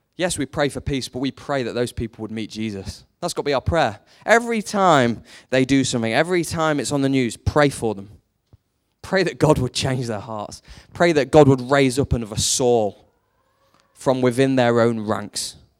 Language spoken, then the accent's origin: English; United Kingdom; we're British